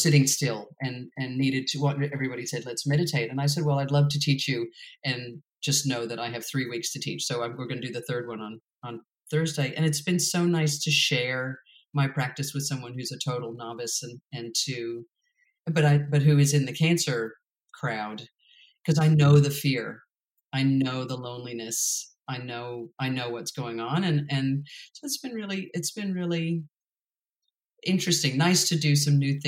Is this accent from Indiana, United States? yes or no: no; New York, United States; I'm from New York